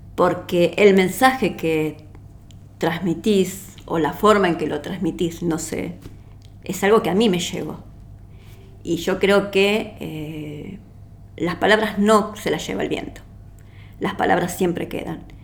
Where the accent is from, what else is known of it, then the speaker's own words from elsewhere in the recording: Uruguay; now in Argentina; yo soy uruguaya y vivo aquí en la Argentina.